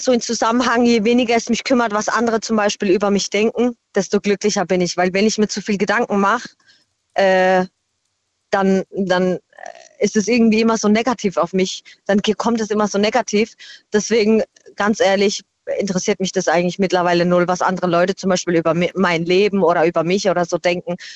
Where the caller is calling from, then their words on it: Bruchsal, Baden-Württemberg, Germany; Hi, äh, aus Bruchsal.